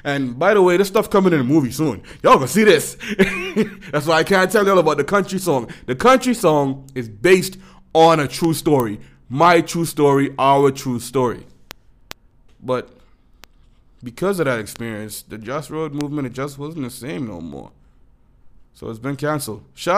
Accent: Florida, United States; I, as a fella who also had an experience growing up in Florida

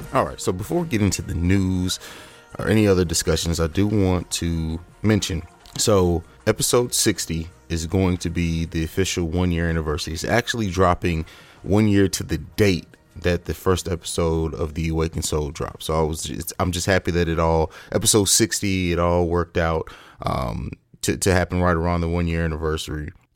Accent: Columbus, Ohio, United States; my home state of Columbus, Ohio

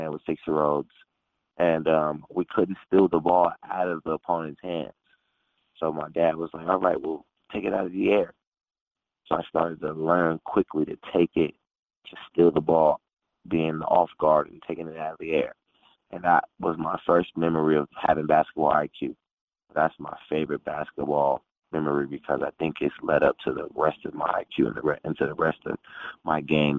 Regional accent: Phoenix, Arizona, United States; Phoenix, Arizona.

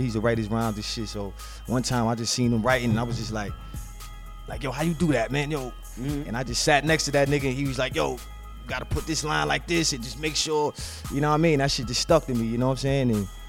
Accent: New York City, New York, United States; I'm from Far Rock.

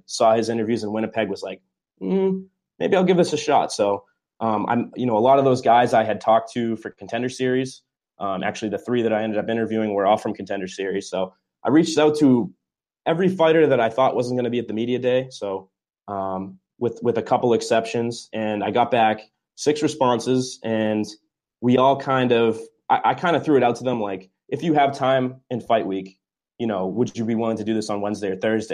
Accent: New England, United States; I'm obviously from New England

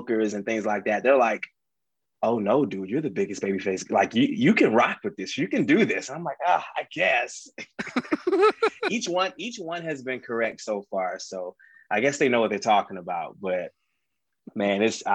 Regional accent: Atlanta, Georgia, United States; I'm from Atlanta

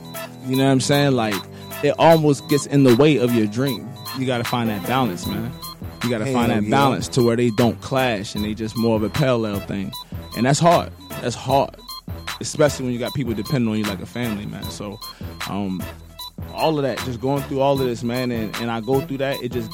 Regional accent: Baltimore, Maryland, United States; moved away; I'm from Baltimore, Maryland. I came here, didn't know a soul

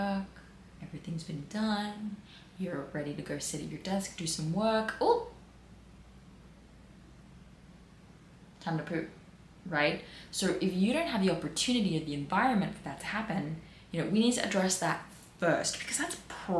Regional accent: Peakhurst, New South Wales, Australia; I grew up in Pekust.

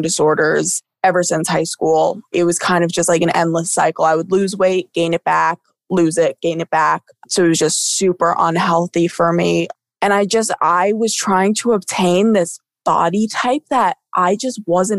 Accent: Somers, United States; growing up in Somers

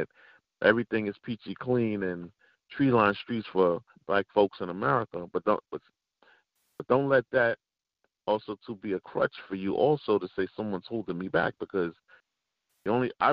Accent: New York City, New York, United States; growing up in Bed-Stuy

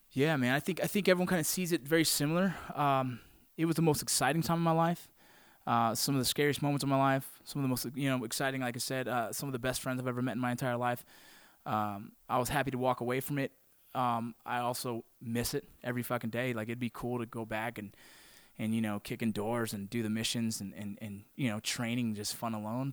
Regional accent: Los Angeles, California, United States; I grew up in San Fernando Valley. I was born in Northridge actually, but grew up in San Fernando Valley. That's California. That's Southern California.

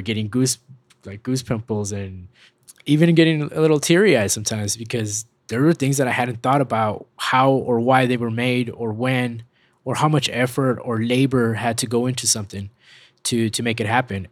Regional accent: El Paso, Texas, United States; We grew up in West Texas

